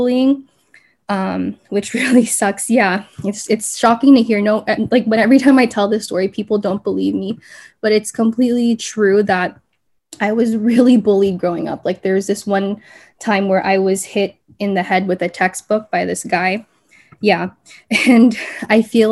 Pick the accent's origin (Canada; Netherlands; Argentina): Canada; I grew up here in Canada